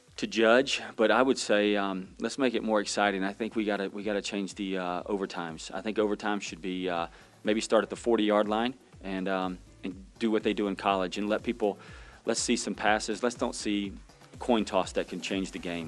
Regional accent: Pensacola, Florida, United States; moved away; I'm from Pensacola, Florida

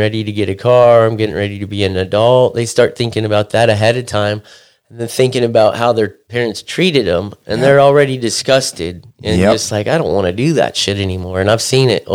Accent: Corona, California, United States; also born or lived in Huntington Beach, California / Quail Valley, California; I grew up in Corona from the time I was like 5 years old to the day seventh grade got out

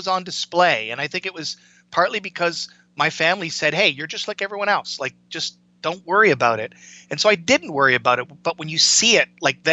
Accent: Canada; I grew up in Canada, I was born in the mid 60s, grew up in the 70s

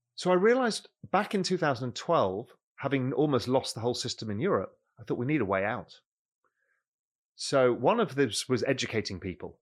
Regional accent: London, United Kingdom; moved away as an adult; also born or lived in Mediterranean coast of Spain; now in Spain; I grew up in London

